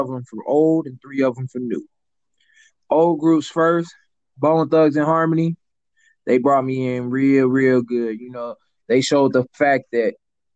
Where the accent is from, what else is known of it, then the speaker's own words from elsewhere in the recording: St. Louis, Missouri, United States; I'm from St. Louis myself